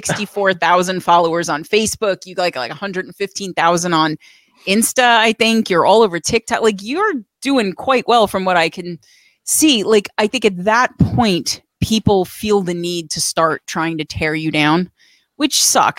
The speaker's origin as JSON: {"language": "English", "region": "New York", "country": "United States", "said": "I'm Italian. I'm from New York"}